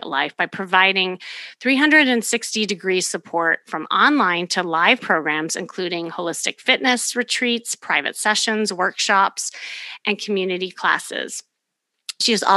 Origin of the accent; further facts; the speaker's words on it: Chicago, Illinois, United States; now in Los Angeles, United States; I'm from Chicago